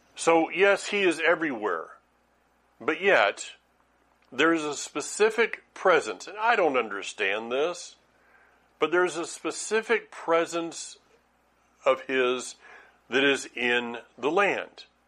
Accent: Franklin, North Carolina, United States; Franklin, North Carolina

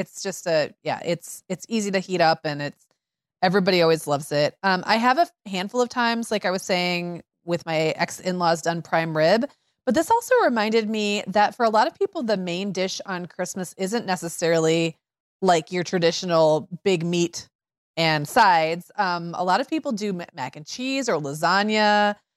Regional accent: Midwest, United States; I grew up in Midwest eighties

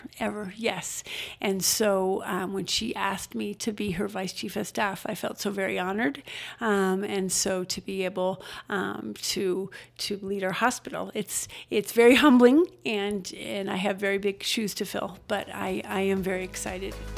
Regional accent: Denver, Colorado, United States; now in Estes Park, United States; I grew up in Denver

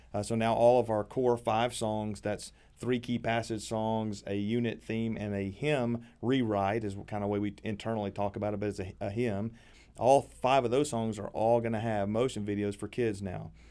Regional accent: Middle Tennessee, United States; born or raised there

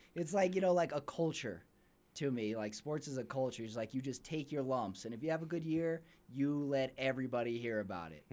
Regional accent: El Paso, Texas, United States; now in Salt Lake City, United States; I'm not from Salt Lake originally. I'm from El Paso, Texas

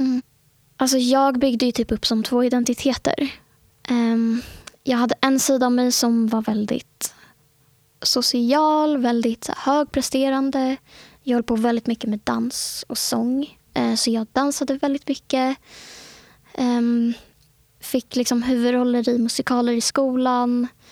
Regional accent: Stockholm, Stockholm County, Sweden; Jag, eh, är född och uppvuxen i innerstan i Stockholm. Bott i Stockholm hela mitt liv.

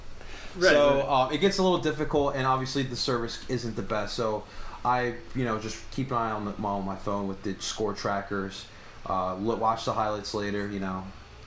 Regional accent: Philadelphia, Pennsylvania, United States; I was born here, and I was raised here in Philadelphia. I know how this city works, but, you know, I never, you know, stretch away from my Latino side. I'm a proud Colombian

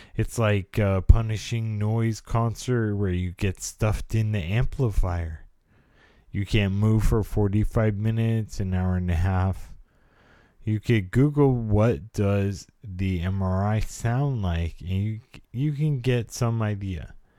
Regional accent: California, United States; I was a product of the eighties California life. I was born in, I'm a Californian

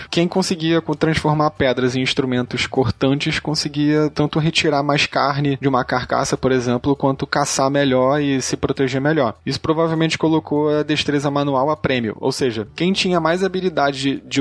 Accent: Manaus, Amazonas, Brazil; eu tenho seis anos e eu sou de Manaus, Amazonas.

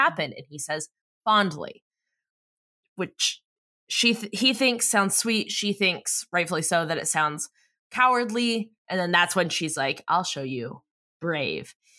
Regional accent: San Diego, California, United States; we're from America's Finest City

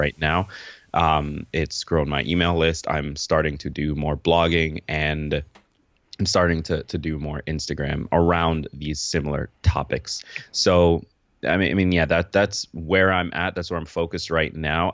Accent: upstate New York, United States; also born or lived in Kingston, Jamaica; now in New York City, United States; I grew up upstate New York

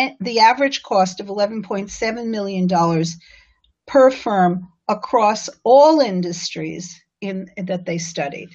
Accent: New York City, New York, United States; my hometown paper, the New York Times

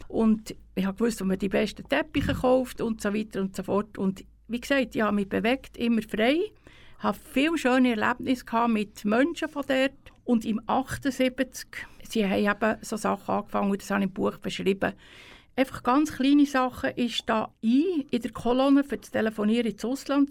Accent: Spiez, Bern, Switzerland; aufgewachsen bin ich ja in Spiez

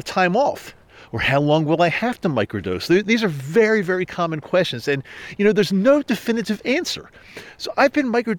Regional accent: Maryland, United States; moved away; I had to return back east to where I grew up in Maryland

